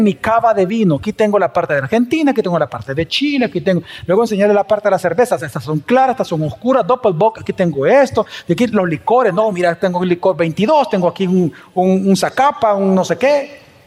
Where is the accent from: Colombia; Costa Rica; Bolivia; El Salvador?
El Salvador; como salvadoreños